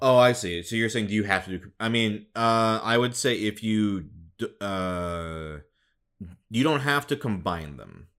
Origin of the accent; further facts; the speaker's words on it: Midwest, United States; now in Los Angeles, United States; I grew up in the Midwest